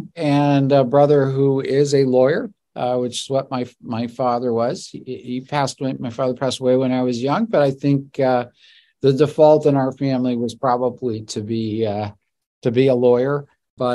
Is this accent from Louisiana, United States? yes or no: yes; New Orleans, Louisiana, United States; moved away; my family's from New Orleans. I was born and raised in Louisiana